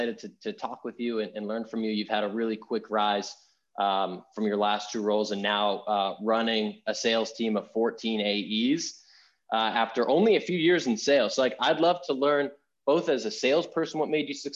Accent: Boston, Massachusetts, United States; moved away; I'm from Boston originally

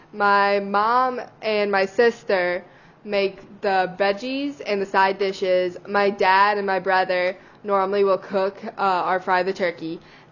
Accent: Baton Rouge, Louisiana, United States; because I'm from South Louisiana.

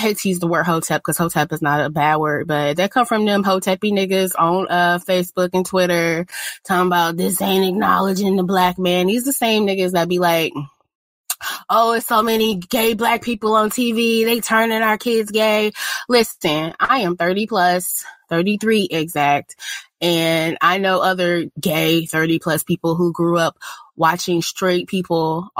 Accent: St. Louis, Missouri, United States; I'm from St. Louis

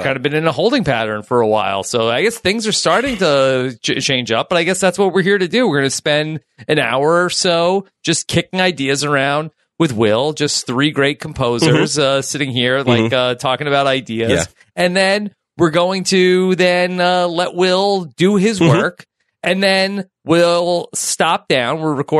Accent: New York, United States; I think that I'm probably more of a New Yorker living in different places.

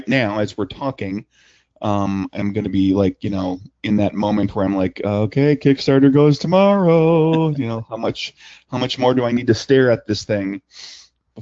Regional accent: Wisconsin, United States; I grew up in Wisconsin

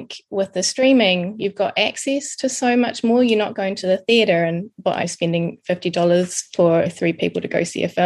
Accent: New Zealand; moved away as an adult; also born or lived in Wellington; now in London, United Kingdom; I'm a Kiwi from New Zealand, living in London with my son and husband

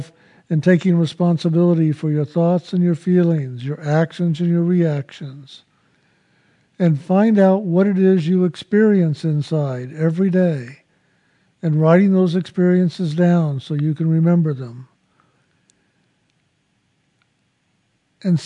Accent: San Antonio, Texas, United States; I was born in San Antonio, Texas

